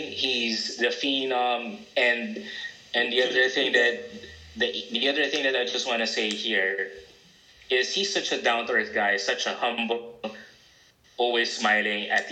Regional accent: Marikina, Metro Manila, Philippines; I grew up in Marikina as well

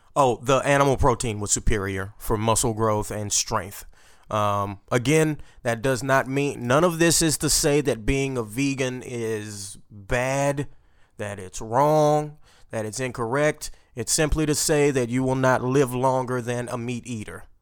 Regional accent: Port Arthur, Texas, United States; We don't have sushi where I'm from

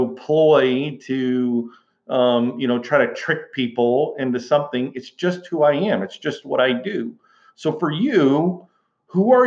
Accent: Houston, Texas, United States; growing up in Houston, Texas, I came from a long line of teachers

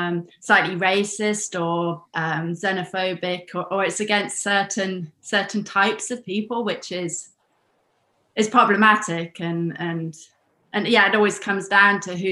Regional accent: United Kingdom; moved away as an adult; also born or lived in United States; now in Germany; I lived in the US for 10 years. I was born in Britain, and now I live in Germany.

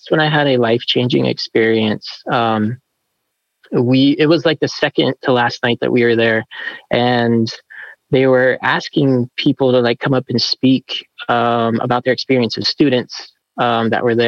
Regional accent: Flagstaff, Arizona, United States; also born or lived in California; we moved to Flagstaff, Arizona in 91 when I was 7 years old

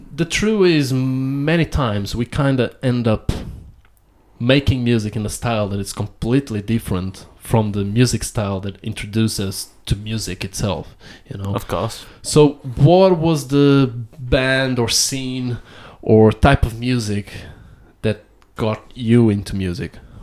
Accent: Amadora, Lisbon, Portugal; where I was born and where where I grew up in Amadora

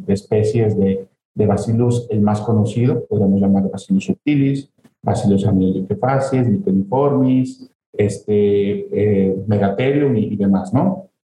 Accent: Celaya, Guanajuato, Mexico; Nazco en Celaya, Guanajuato, soy de Ceralla, soy de Guanajuato como tal

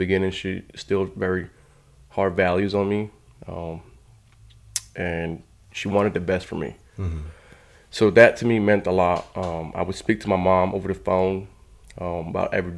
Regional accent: Colombia; also born or lived in North Carolina; now in United States; Very beautiful country. We're known for coffee. I was born there, and mainly I was raised by my grandmother

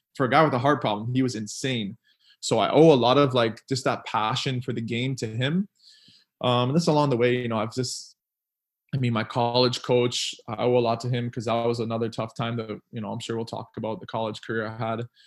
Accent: Ontario, Canada; moved away as an adult; now in Philadelphia, United States; I grew up in Canada and I just have Trinidad in background.

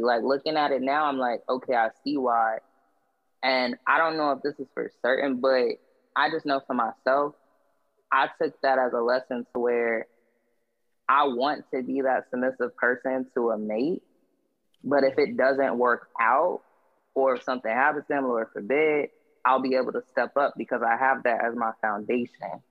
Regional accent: Jacksonville, Florida, United States; I was born in Florida, like Jacksonville, Florida.

